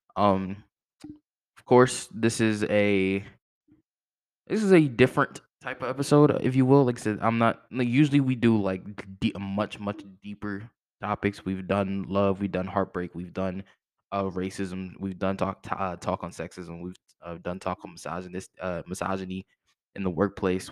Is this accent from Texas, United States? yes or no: no; Fredericksburg, Virginia, United States; my hometown, Fredericksburg, Virginia, shout out to the five five oh.